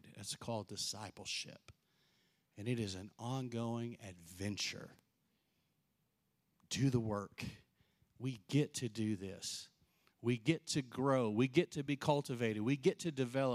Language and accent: English; Texas, United States; I was born and raised in Texas